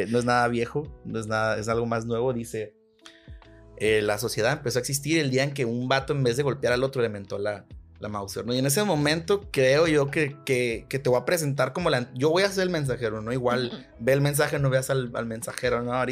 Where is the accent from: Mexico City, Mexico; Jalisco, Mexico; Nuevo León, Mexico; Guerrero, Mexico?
Nuevo León, Mexico; Monterrey; vengo de azul, soy, soy güerito de Monterrey, panista